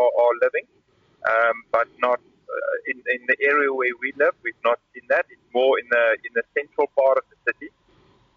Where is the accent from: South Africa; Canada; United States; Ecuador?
South Africa; Karoo; now in Kyiv, Ukraine; I come from the Karoo